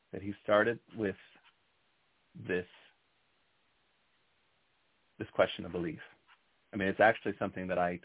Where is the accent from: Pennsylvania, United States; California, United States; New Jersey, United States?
New Jersey, United States; now in Berkshires, Massachusetts, United States; I'm a transplant to the Berkshires. I'm originally from North Jersey